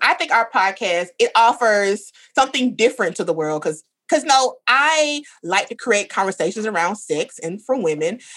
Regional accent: the South, United States; I grew up in the South

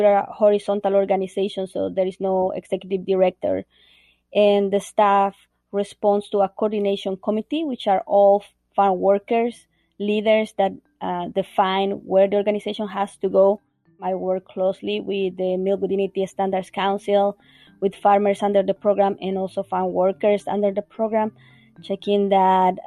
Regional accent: Bolivia; moved away as an adult; now in Vermont, United States; I'm originally from Bolivia

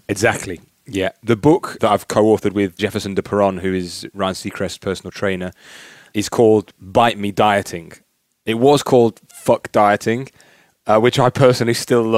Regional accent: Newton Solney, East Midlands, United Kingdom; moved away; I'm from a little village called Newton Solney

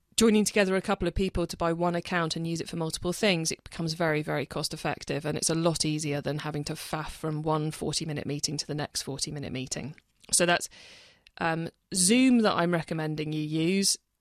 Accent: the Roseland, South West England, United Kingdom; moved away; I grew up on the Roseland, and about five years ago I moved back. I live here full-time

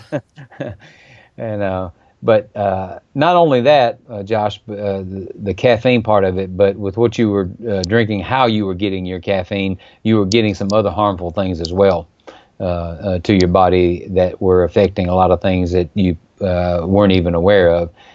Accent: Mississippi, United States; from my home state of Mississippi

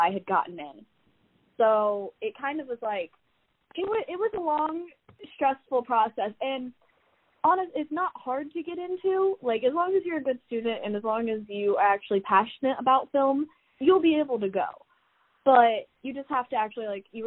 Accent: Indiana, United States; go to school in my home state and be close enough to my family

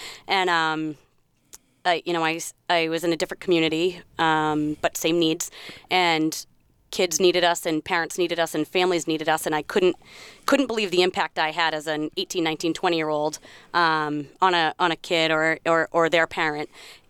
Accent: West Bridgewater, Massachusetts, United States; West Bridgewater.

